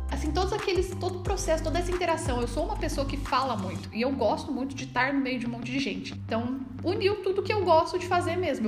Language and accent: Portuguese; Taubaté, São Paulo, Brazil; eu voltei para minha cidade, que eu sou de Taubaté, cidade da grávida